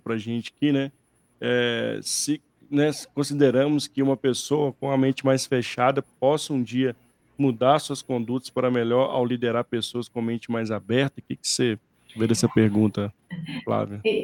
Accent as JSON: {"language": "Portuguese", "region": "interior of Minas Gerais", "country": "Brazil", "moved": "yes", "said": "Eu sou do interior de Minas"}